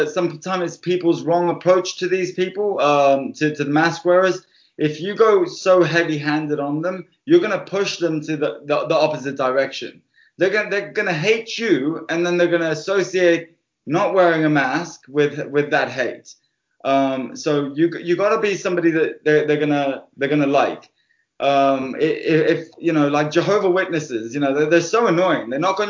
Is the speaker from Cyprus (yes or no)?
yes; Cyprus; also born or lived in United Kingdom; I was raised both in the UK and I was raised in Cyprus. And when I went to Cyprus when I was 7 years old